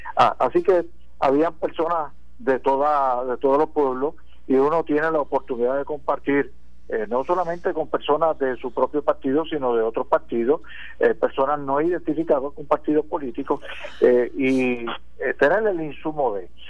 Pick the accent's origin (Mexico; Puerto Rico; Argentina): Puerto Rico